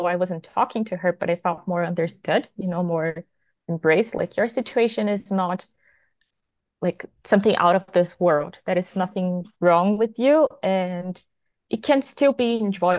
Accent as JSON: {"language": "English", "country": "Brazil", "said": "I'm from Brazil"}